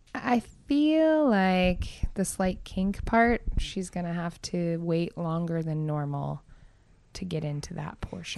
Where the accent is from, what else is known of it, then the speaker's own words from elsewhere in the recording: Palmer, Alaska, United States; I'm from Palmer. Palmer's a small town